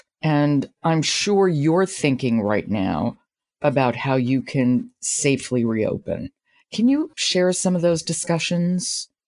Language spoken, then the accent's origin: English; New York City, New York, United States; I grew up in New York City and grew up going to the Met.